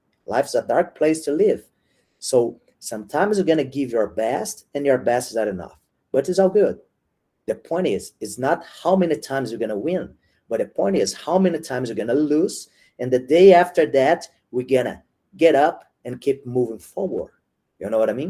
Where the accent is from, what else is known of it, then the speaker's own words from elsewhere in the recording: Brazil; now in São Paulo, Brazil; when I came back to Brazil